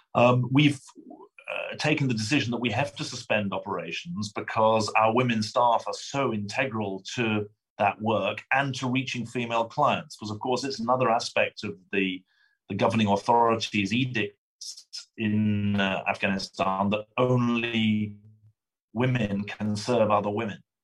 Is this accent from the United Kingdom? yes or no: yes; United Kingdom; accent: British; now in United States; I am a British citizen. Um, my, my, accent is from Britain, not from Brooklyn